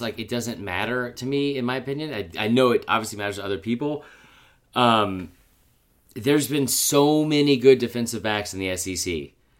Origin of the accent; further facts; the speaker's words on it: Atlanta, Georgia, United States; growing up in Atlanta